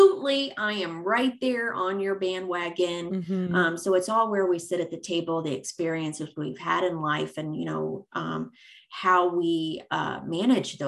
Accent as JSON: {"language": "English", "region": "Missouri", "country": "United States", "moved": "yes", "lives_now": "East Coast, United States", "said": "I'm actually from Missouri and I moved to the East Coast"}